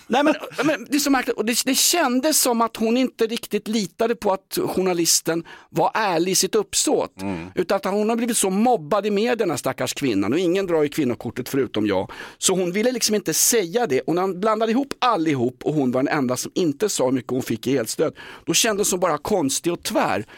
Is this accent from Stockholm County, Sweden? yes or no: yes; Stockholm, Stockholm County, Sweden; jag är sörlänning, jag är stockholmare